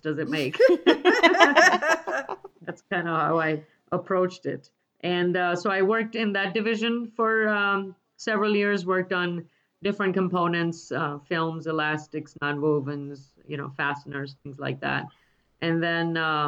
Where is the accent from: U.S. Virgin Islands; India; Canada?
India; moved away; I grew up in India in a university town